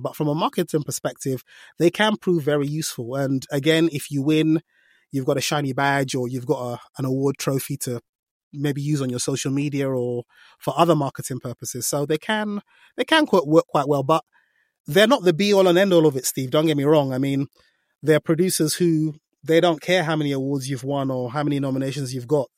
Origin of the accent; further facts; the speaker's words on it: Nigeria; I'm Nigerian, so I can do African accents quite a lot